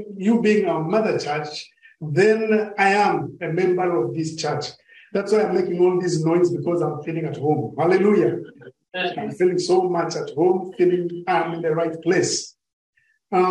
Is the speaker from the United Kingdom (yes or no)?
no; Kenya; I come from Kenya, but I've never visited